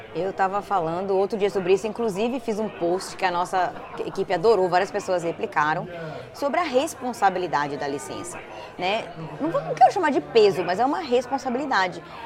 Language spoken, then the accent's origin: Portuguese; Brazil; now in United States; a gente tem, como brasileiro